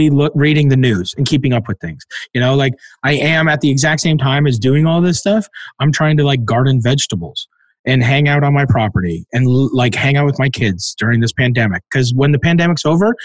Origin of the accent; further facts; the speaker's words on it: Canada; I grew up in Canada